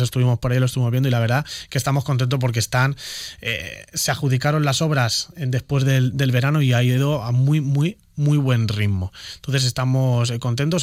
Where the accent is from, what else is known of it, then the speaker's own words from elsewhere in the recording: Elche, Valencian Community, Spain; yo soy de Carrús. Yo soy de Carrús. Nadie me tiene que decir a mí qué es lo que necesita Carrús, que es el barrio en el que he estado viviendo 28 años de mi vida